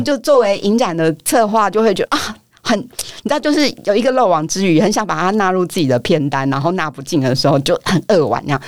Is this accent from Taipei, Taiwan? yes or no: yes; Taipei, Taiwan; 我很庆幸我是台北人